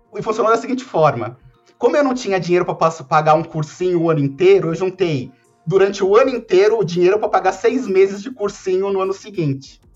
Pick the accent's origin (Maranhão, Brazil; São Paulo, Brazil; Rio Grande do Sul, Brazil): São Paulo, Brazil; uma pessoa que cresceu na periferia de São Paulo